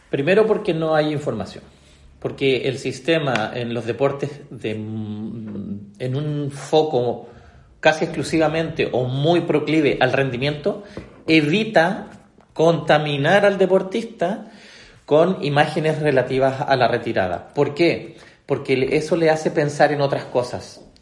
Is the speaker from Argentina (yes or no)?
no; Chile; nosotros en Sudamérica, como buen chileno, a veces pensamos y nos miramos y nos nivelamos en términos de Sudamérica